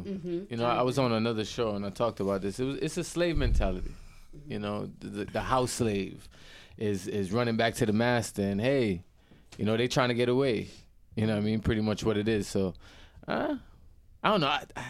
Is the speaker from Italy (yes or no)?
no; Jamaica; now in United States; I grew up in Jamaica. I was born in Jamaica.